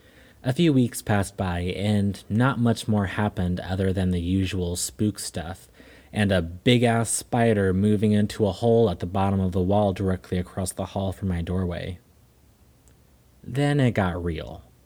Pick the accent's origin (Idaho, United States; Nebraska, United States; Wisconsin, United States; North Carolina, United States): North Carolina, United States; born there; moved away as an adult; It all started shortly after I moved from North Carolina to South Carolina. My family is from there, but I was born in North Carolina. I was in my mid-20s then.